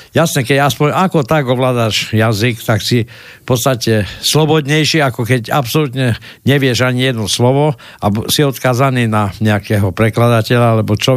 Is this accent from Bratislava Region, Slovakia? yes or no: no; Košice, Košice Region, Slovakia; Ja som vyrastal v Košiciach a do určitého obdobia tam boli dvojazyčné názvy obchodov